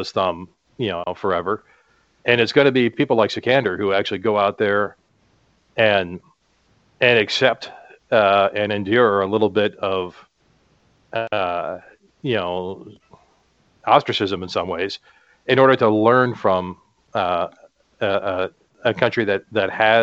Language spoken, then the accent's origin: English; United States; I'm a Caucasian, I'm an American